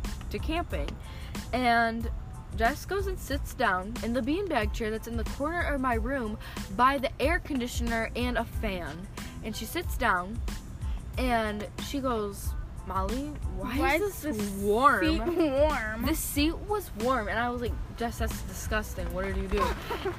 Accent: United States; I'm American.

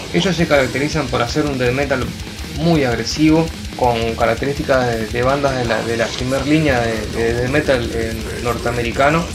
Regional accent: Salto, Uruguay; la tierra que yo nací, de la provincia que yo nací, es Salto

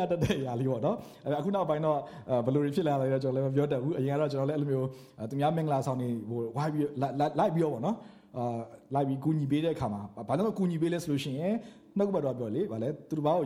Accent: Myanmar

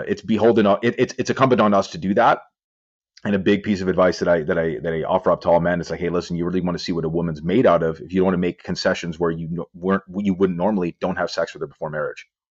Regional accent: Vancouver, British Columbia, Canada; I'm well known in my hometown of Vancouver because I own a gym

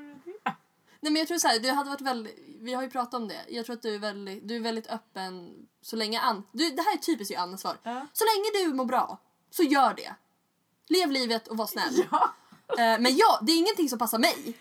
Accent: Stockholm, Stockholm County, Sweden; jag föddes ju på Östermalm

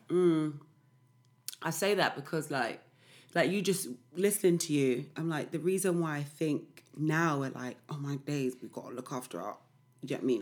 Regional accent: London, United Kingdom; now in East London, United Kingdom; I'm always from South

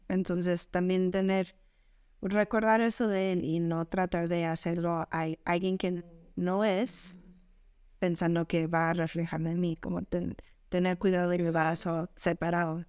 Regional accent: Colorado, United States; moved away as an adult; also born or lived in Puebla / Querétaro; now in Mexico; yo vengo de Estados Unidos, de Colorado, ya desde hace 17 años estoy aquí en México

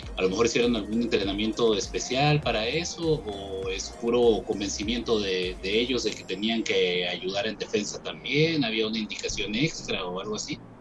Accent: Peru; como peruano

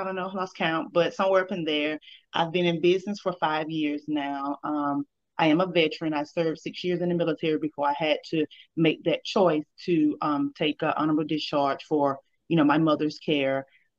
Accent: Danville, Georgia, United States; Okay, so, well, as we know, it's the country, so we don't have a lot of big stores or anything like that.

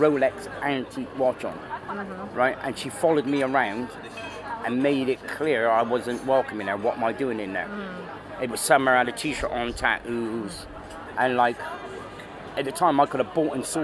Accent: North West England, United Kingdom; moved away as an adult; now in Berlin, Germany; I come from Northwest

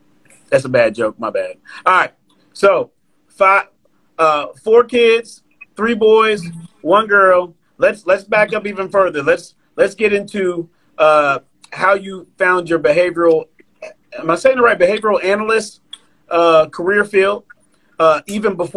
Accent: Virginia Beach, Virginia, United States; I'm from Virginia Beach

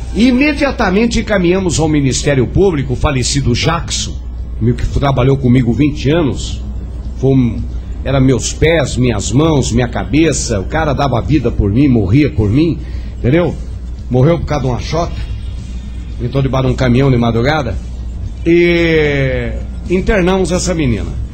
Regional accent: Guararapes, São Paulo, Brazil; Guararapes, no estado de São Paulo, terra do meu querido irmão Henning, minha terra

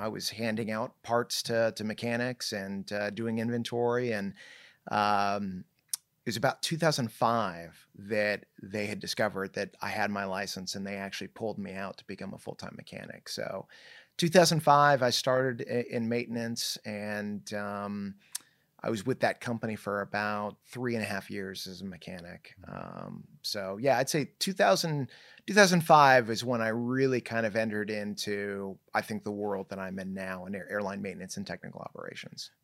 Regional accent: Irvine, California, United States; also born or lived in Newport Beach, California / Bay Area, California / Tustin, California; I was born in, uh, Newport Beach, grew up in, uh, Irvine

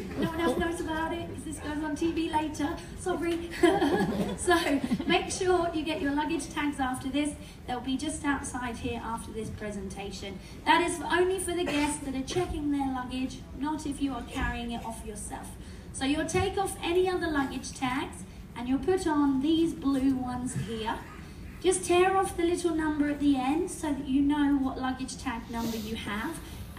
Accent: United Kingdom; I'm British, so I don't want anyone waiting in lines any longer than you have to.

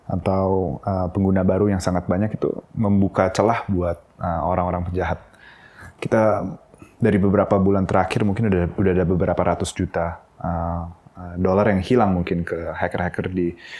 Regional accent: Jakarta, Indonesia; also born or lived in Singapore; Aku tuh lahir di Singapura, tapi uh, sepanjang hidupku aku uh, di Indonesia, di Jakarta

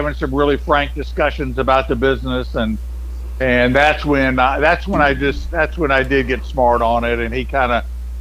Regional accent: Memphis, Tennessee, United States; I grew up in Memphis.

